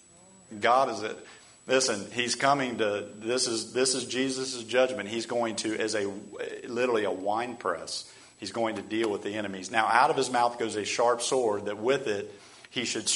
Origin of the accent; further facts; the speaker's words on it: United States; we as American Christians